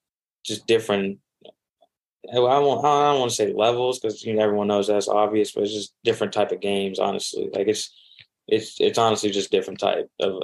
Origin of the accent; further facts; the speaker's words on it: Manhattan, Kansas, United States; I came from Manhattan, Kansas, like, you're not hearing a lot of people. You're not hearing a lot of people from there.